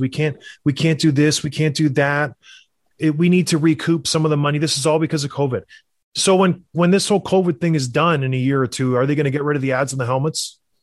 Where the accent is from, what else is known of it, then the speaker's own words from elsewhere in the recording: across the river from Buffalo, Ontario, Canada; I'm from the Buffalo area. I grew up right across the river. We would go to Buffalo all the time as kids